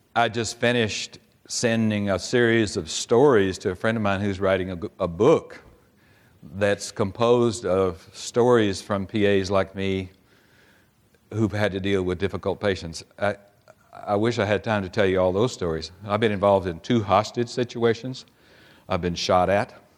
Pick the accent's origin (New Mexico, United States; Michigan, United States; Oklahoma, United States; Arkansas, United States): Oklahoma, United States; Oklahoma City; I'm from Oklahoma City, and we have a little team there called the Thunder.